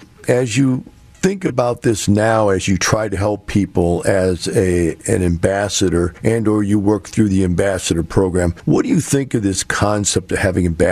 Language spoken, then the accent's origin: English; Missouri, United States; I'm from Missouri, you know, the show me state.